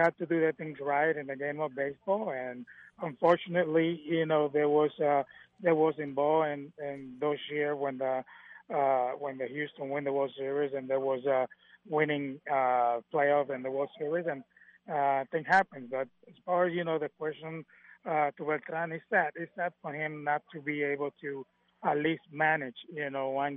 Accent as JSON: {"language": "English", "town": "Vega Baja", "country": "Puerto Rico", "tie": "born or raised there", "also_born_or_lived": "Manatí, Puerto Rico", "moved": "yes", "said": "I born in Manatee, but I grew up in Vega Baja, which is the next town"}